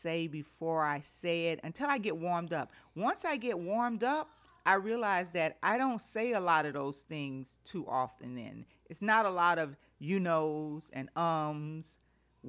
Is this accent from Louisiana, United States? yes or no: yes; Louisiana, United States; I'm from Louisiana